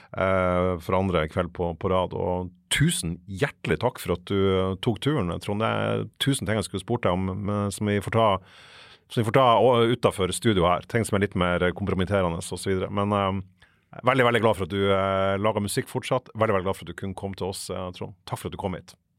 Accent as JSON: {"language": "Norwegian", "town": "Fauske", "region": "Nordland", "country": "Norway", "said": "Fauske, der jeg er fra"}